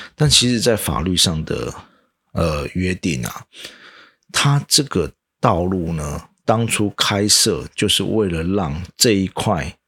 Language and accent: Chinese; Changhua County, Taiwan; 我的老家在彰化嘛，啊，不是一个非常市区的地方